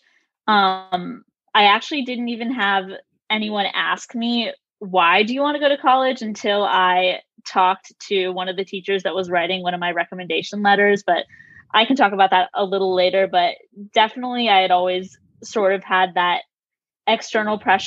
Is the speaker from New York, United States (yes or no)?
no; Acton, Massachusetts, United States; moved away as an adult; now in Baltimore, United States; I am originally from Acton, Massachusetts, but right now I am a junior at Johns Hopkins University in Baltimore.